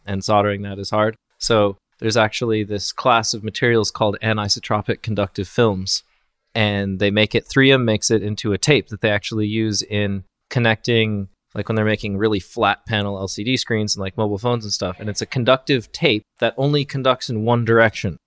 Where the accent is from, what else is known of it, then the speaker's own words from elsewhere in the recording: Colorado, United States; I'm from Colorado, which is, like, kind of in the West